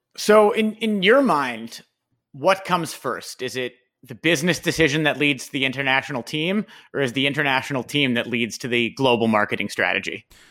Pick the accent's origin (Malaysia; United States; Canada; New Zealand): Canada; Toronto, Ontario; we're from Toronto. Our podcast is based out of Toronto.